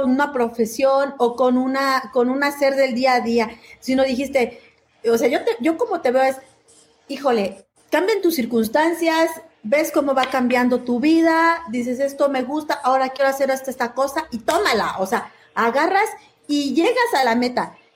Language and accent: Spanish; Mexico; now in Chile; los mexicanos. ¡Ay, qué onda! Y que nosotros abrazamos